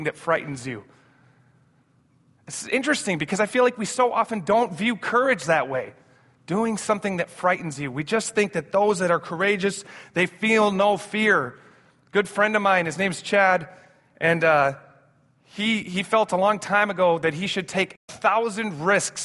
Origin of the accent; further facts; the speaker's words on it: Amsterdam, North Holland, Netherlands; We grew up in Amsterdam, my brother